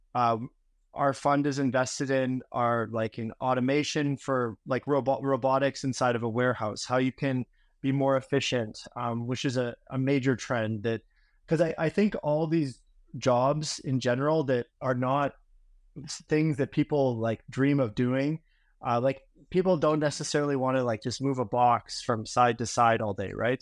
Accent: Vancouver, British Columbia, Canada; moved away as an adult; I'm originally from Vancouver, Canada

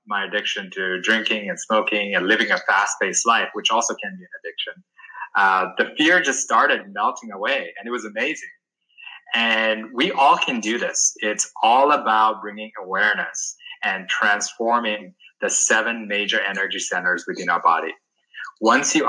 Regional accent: Sri Lanka; moved away; I grew up back in Sri Lanka

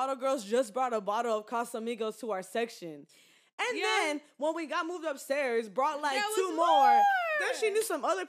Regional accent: Houston, Texas, United States; Like, I'm from Houston and all, but I never really went out like that in Houston.

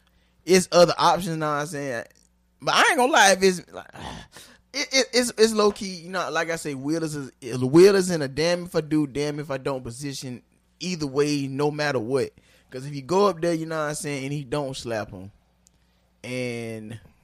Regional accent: Philadelphia, Pennsylvania, United States; Ciroc, I'm from Philadelphia.

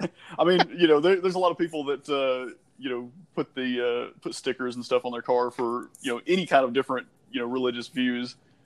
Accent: the South, United States; growing up in the South, you know, my family were Baptist, and that's predominant around where I'm at right now.

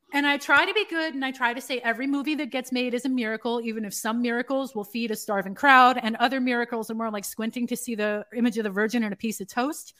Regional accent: New York City, New York, United States; I'm from New York City

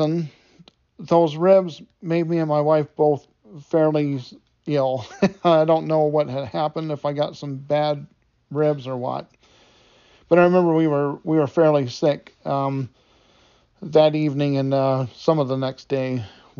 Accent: Detroit, Michigan, United States; I grew up in Detroit, Michigan

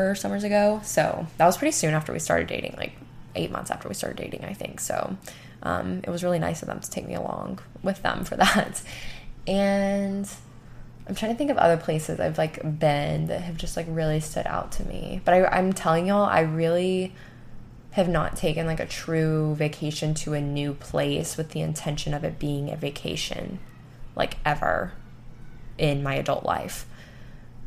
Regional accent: Gulf of Mexico, Gulf Coast, United States; growing up on the Gulf of Mexico

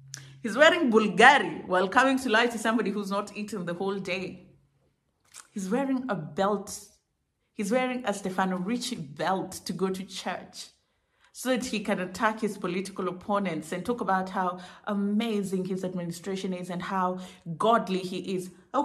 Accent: Kenya; I pity Kenyans, by the way. I feel so bad for Kenyans. And as a Kenyan, I say I pity Kenyans because I've gotten to a place where I don't want to accept that that is my reality.

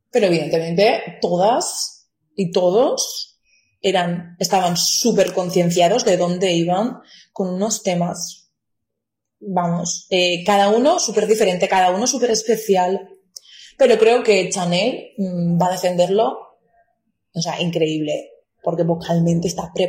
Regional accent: Valencian Community, Spain; first language Valencian; Spanish is a second language; voy a hablar valenciano para que la gente me Es porque es mi lengua materna. Yo nunca había hablado más de 20 minutos con nadie en castellano. O sea, nunca en mi vida.

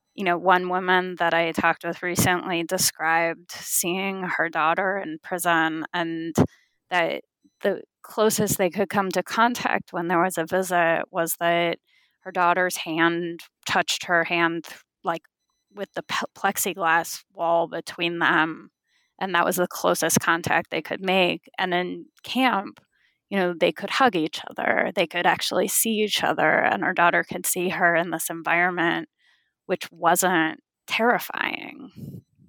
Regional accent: California, United States; I was born and raised in California

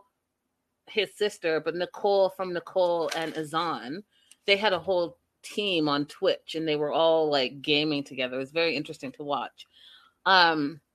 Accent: Canada; me being Canadian

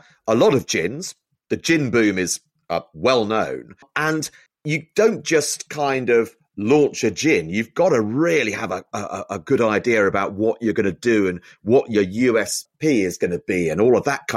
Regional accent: Isle of Wight, South East England, United Kingdom; I grew up on the Isle of Wight

